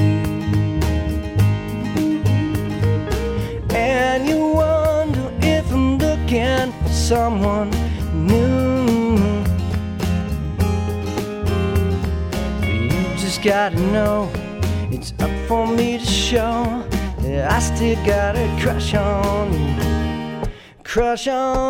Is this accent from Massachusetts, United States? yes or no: yes; Whitman, Massachusetts, United States; I'm from Whitman